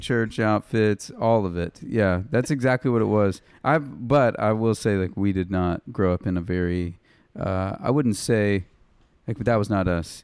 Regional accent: Jacksonville, Arkansas, United States; I grew up right outside of Little Rock, um, next to the Air, the Air Force Base in Jacksonville

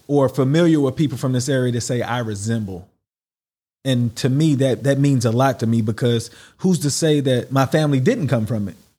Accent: United States; now in United Arab Emirates

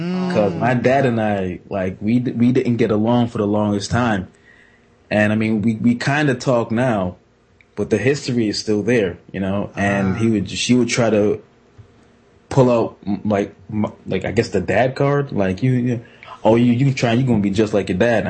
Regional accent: Jamaica; I'm typical Jamaican.

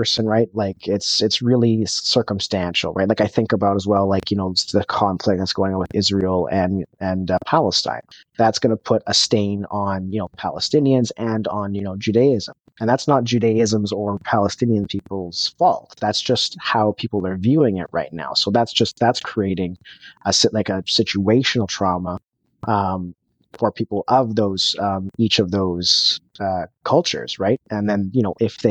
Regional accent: Canada; I'm from Canada

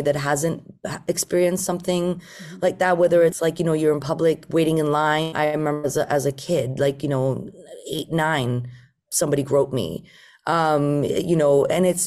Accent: Iran; English is a second language; moved away; also born or lived in Japan; I'm Iranian, I'm Persian

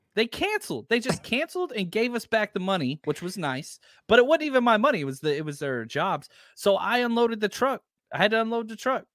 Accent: Texas, United States; also born or lived in Pasadena, California; now in El Cerrito, United States; I'm from Texas.

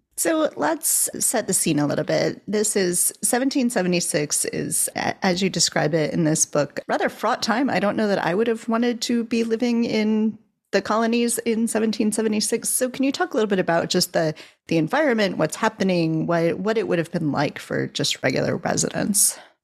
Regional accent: Ohio, United States; when I was growing up in Ohio

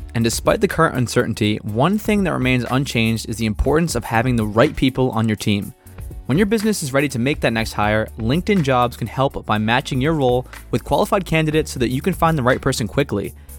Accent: Massachusetts, United States; moved away as an adult; now in Connecticut, United States; I can move from Connecticut back up to my hometown in Massachusetts a couple months later.

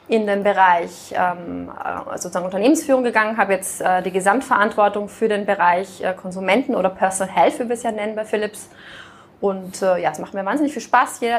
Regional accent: Austria; moved away as an adult; also born or lived in France / Canada; now in Germany; ich bin jetzt keine gebürtige Norddeutsche, sondern ich kam aus Österreich. Ähm, bin da aufgewachsen, habe da studiert auf der WU

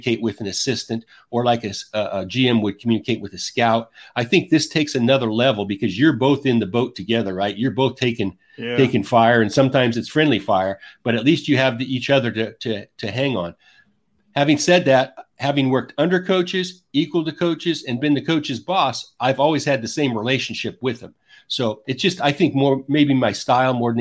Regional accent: the West, United States; I grew up in the West

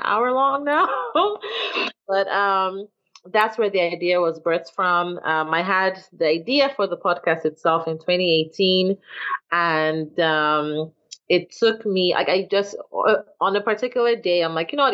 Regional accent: Nigeria; now in Atlanta, United States; I'm Nigerian and I live in Atlanta

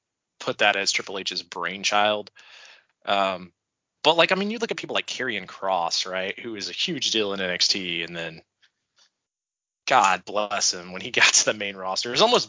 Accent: Gainesville, Georgia, United States; I'm from Gainesville, Georgia. Let's do it in my hometown.

